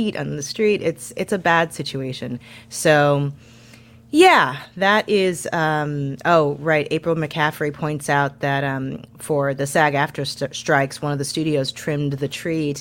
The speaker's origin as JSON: {"language": "English", "town": "St. Louis", "region": "Missouri", "country": "United States", "said": "I'm from St. Louis"}